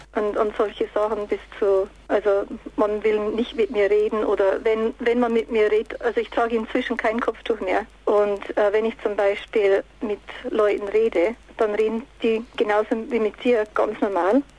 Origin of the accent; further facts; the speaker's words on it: Bavarian Forest, Germany; moved away as an adult; also born or lived in United States / Japan; now in England; ich bin im Bayerischen Wald geboren und mit 18 Jahren ging ich nach Amerika